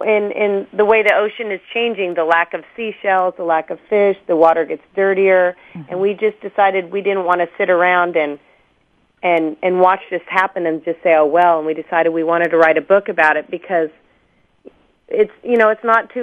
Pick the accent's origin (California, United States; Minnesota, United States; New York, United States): California, United States; Laguna Beach; I grew up in Laguna Beach, California